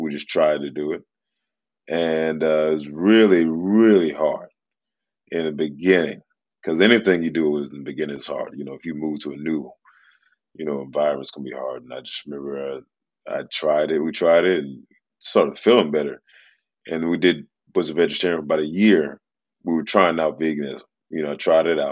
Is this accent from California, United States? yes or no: no; Memphis, Tennessee, United States; I grew up in Memphis, Tennessee